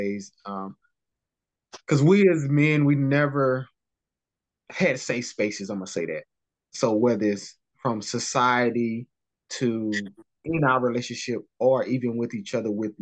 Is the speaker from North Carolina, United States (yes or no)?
yes; North Carolina, United States; I'm from North Carolina